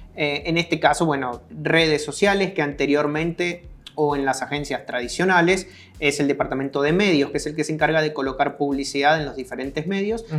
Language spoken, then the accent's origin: Spanish; Argentina; moved away as an adult; now in El Salvador; vine al país en el 2006. Nací en Argentina